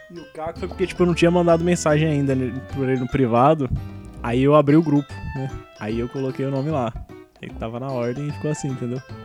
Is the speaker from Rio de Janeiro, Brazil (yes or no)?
no; São Paulo, Brazil; eu sou de Itaquera, né? Que é o final da linha vermelha